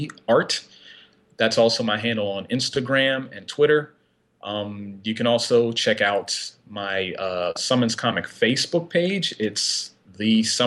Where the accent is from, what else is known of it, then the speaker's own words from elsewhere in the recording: about a half hour from Philadelphia, Pennsylvania, United States; now in Upper Darby, United States; my hometown is about a half hour out from Philly